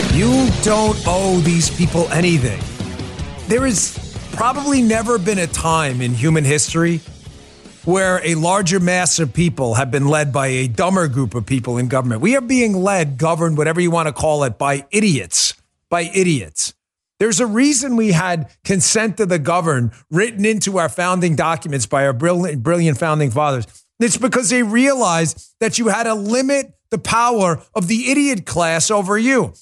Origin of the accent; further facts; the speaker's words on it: New York, United States; I'm from New York